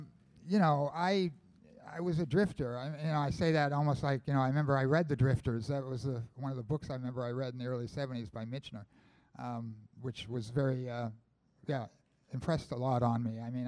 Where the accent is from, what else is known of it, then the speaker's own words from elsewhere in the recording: Falmouth, Maine, United States; I was growing up in Falmouth.